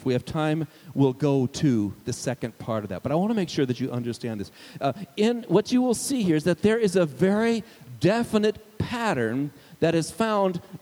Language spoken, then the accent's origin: English; Arizona, United States; also born or lived in Indiana; I was from Arizona